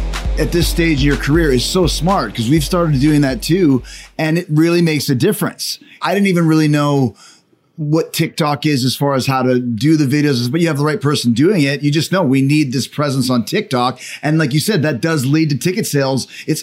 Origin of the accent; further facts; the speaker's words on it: Winnipeg, Manitoba, Canada; a couple of my friends from Canada, where I'm from Winnipeg.